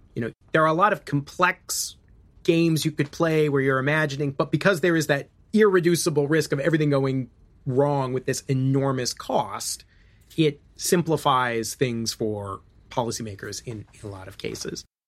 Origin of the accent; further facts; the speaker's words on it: Illinois, United States; I'm from Illinois